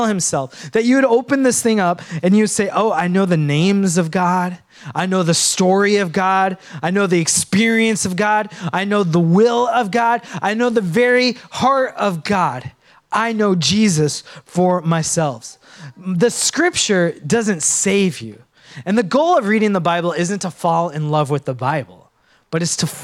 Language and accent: English; Minnesota, United States; Now, I was born in Minnesota, and I went back to my motherland, Sri Lanka